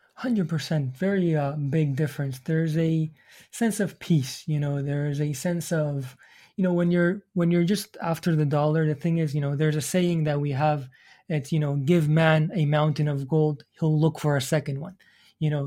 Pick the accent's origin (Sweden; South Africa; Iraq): Iraq; moved away; I'm from the Middle East. So I came from, my parents are from Iran. I was, um, from Iraq.